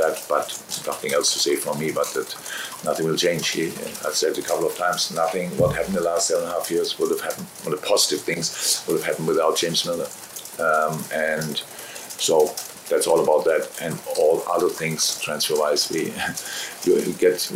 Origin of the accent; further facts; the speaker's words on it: Germany; moved away as an adult; now in United Kingdom; I'm from Germany